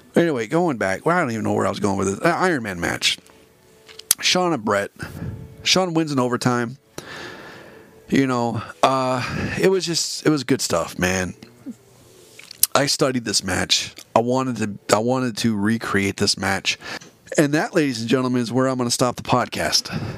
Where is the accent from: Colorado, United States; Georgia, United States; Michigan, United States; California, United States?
California, United States; available to me here in California